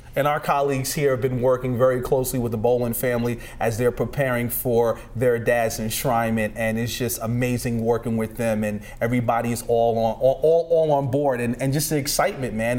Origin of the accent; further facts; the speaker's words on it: New York, United States; moved away; I'm originally from New York, and when I got here